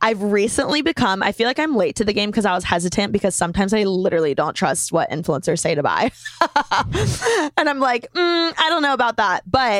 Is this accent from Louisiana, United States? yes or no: no; Bloomington, Indiana, United States; moved away as an adult; now in Los Angeles, United States; I'm from Bloomington, Indiana. I moved out to LA to go to FITM, the Fashion Institute of Design and Merchandising.